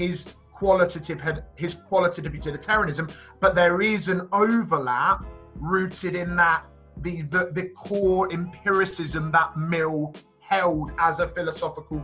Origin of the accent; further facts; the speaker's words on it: Reading, South East England, United Kingdom; I was born and bred in Reading